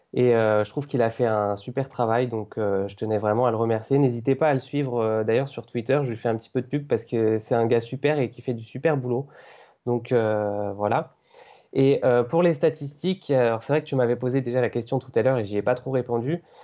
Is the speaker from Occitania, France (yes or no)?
yes; Cévennes, near Montpellier, Occitania, France; moved away as an adult; also born or lived in Paris region; now in Paris, France; je suis en région parisienne depuis un an maintenant et avant ça j'étais chez mes parents du côté de Montpellier dans les Cévennes